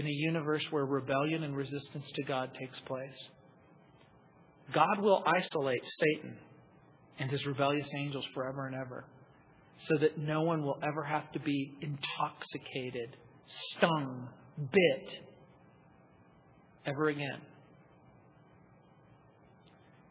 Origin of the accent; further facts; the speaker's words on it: United States; Where I grew up in the Mojave Desert